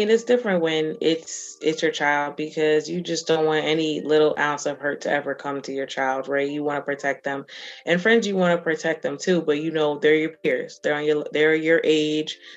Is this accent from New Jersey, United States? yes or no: yes; New Jersey, United States; I grew up in Jersey, he grew up in Maryland, which is also pretty diverse